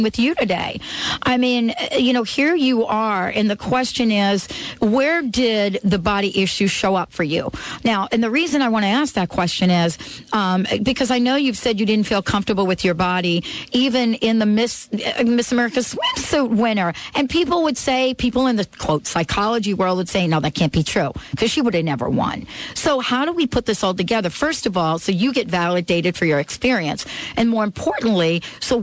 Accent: New York City, New York, United States; I grew up in New York City

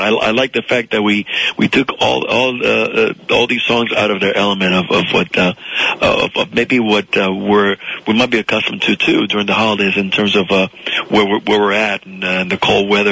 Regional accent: South Florida, United States; English is a second language; I grew up in South Florida, attached to uh, a new life, uh, a new language as a, as a little boy

